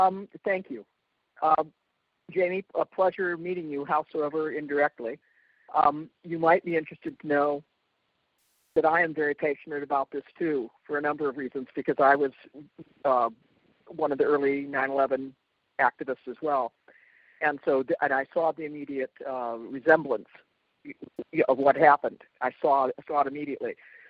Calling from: Olympia, Washington, United States; I'm calling from Olympia, Washington State

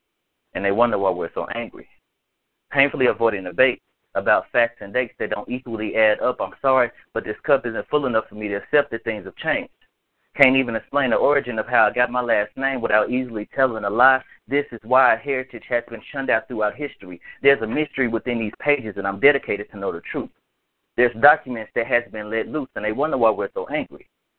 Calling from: Nashville, Tennessee, United States; from Nashville, Tennessee.

